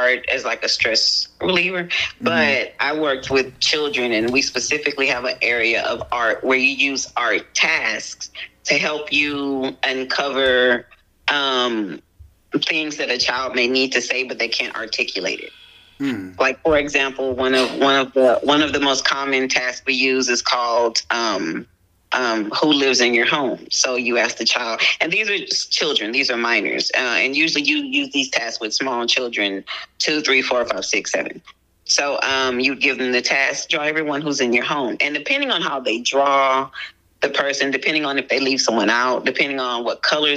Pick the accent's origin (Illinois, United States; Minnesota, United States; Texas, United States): Texas, United States; Houston; I'm from Houston, Texas